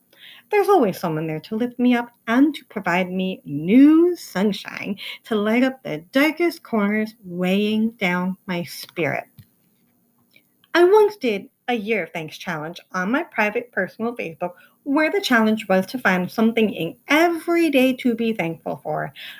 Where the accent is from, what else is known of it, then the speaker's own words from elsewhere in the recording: Ireland; I'm Irish and I'm stubborn, so patience is not my best quality.